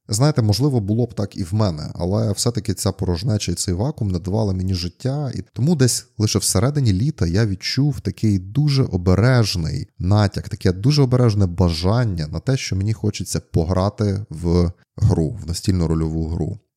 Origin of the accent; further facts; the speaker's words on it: Zakarpattia Oblast, Ukraine; В нас на Закарпатті є такий дуже класний вислів